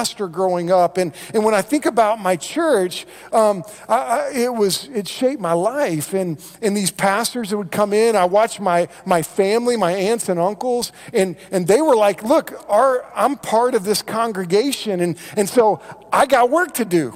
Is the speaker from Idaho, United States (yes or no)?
no; Moore, Oklahoma, United States; I grew up in Moore, which, if you know where Moore is, it's between Norman and Oklahoma City, right there.